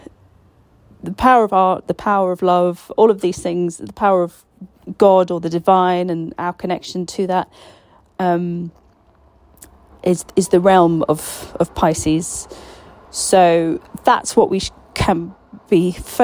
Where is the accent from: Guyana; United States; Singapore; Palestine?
Palestine; I was Palestinian